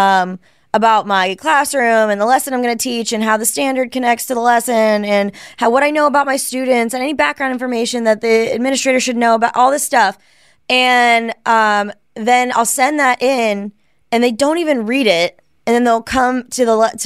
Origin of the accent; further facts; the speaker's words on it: Midwest, United States; I'm from the Midwest